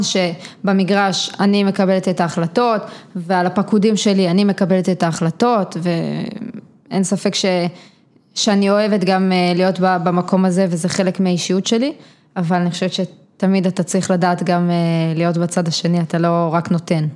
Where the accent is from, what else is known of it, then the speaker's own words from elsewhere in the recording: Givat Ela, Northern District, Israel; גדלתי בגבעת אלה, שזה יישוב קהילתי בעמק יזרעאל